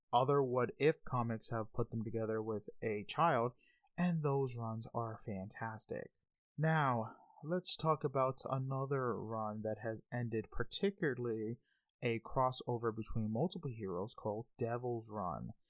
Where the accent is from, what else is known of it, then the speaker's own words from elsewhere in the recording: New York City, New York, United States; now in Panama City, United States; I am a Hispanic from New York City, Queens, stuck in little old Panama City, Florida.